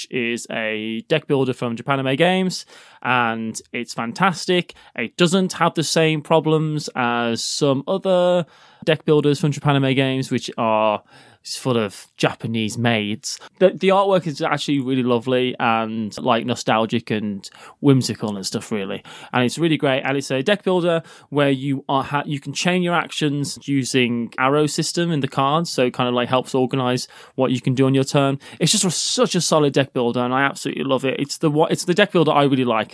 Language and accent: English; the Black Country, West Midlands, United Kingdom; I'm from near Birmingham. I wouldn't say I'm not from Birmingham. Jeez. I'm from the Black Country